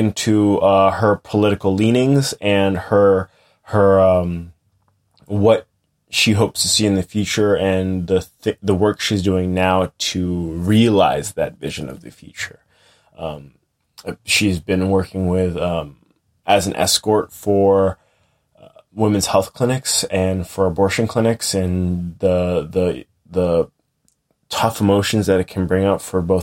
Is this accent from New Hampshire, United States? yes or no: yes; New Hampshire, United States; moved away as an adult; also born or lived in Boston; now in Coopersburg, United States; I grew up in New Hampshire